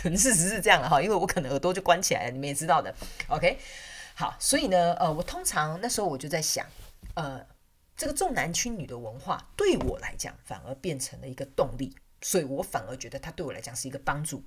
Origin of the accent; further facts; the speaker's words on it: southern Taiwan, Taiwan; 我是南部人嘛，所以很保守